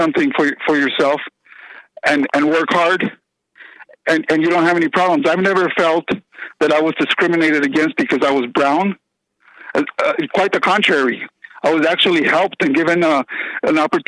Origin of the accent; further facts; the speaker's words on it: United States; also born or lived in Texas; I'm an American. I'm not brown. I'm not white